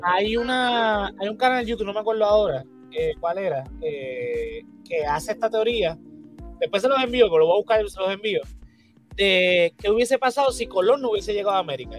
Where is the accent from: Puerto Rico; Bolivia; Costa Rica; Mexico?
Puerto Rico; Bayamón; Mire que soy de Bayamón